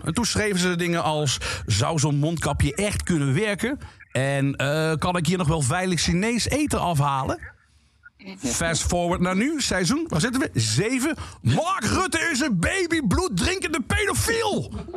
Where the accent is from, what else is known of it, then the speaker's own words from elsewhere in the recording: Limburg, Netherlands; Ik ben geboren en getogen in Limburg.